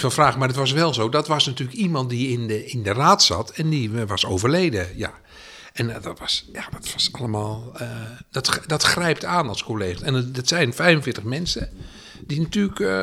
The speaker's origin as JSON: {"language": "Dutch", "town": "Edam", "region": "North Holland", "country": "Netherlands", "also_born_or_lived": "Utrecht", "moved": "yes", "lives_now": "The Hague, Netherlands", "said": "ik kom natuurlijk oorspronkelijk uit Edam"}